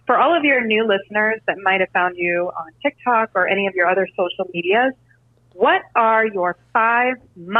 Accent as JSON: {"language": "English", "country": "United States", "moved": "yes", "said": "I am an American living overseas."}